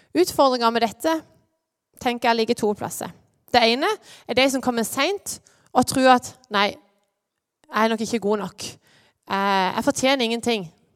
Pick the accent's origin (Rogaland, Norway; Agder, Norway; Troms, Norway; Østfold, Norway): Agder, Norway; Lyngdal; moved away as an adult; now in Åseral, Norway; Jeg er fra Lyngdal.